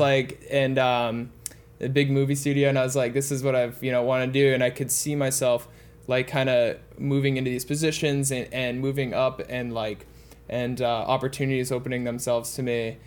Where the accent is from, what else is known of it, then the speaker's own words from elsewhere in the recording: Boston, Massachusetts, United States; I grew up in the Boston area